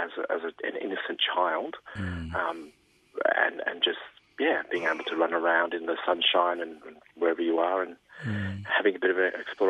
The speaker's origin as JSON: {"language": "English", "town": "Springvale", "region": "Victoria", "country": "Australia", "tie": "born or raised there", "said": "We grew up in Springvale."}